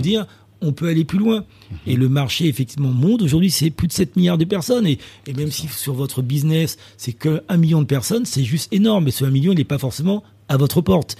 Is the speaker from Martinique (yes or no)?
yes; Martinique; moved away; also born or lived in South Africa; je suis originaire de la Martinique